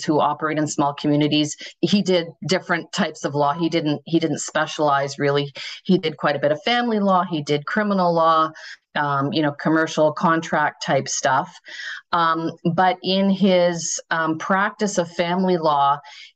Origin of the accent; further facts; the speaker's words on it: Thunder Bay, Ontario, Canada; now in Toronto, Canada; I grew up in Northwestern Ontario. I'm from Thunder Bay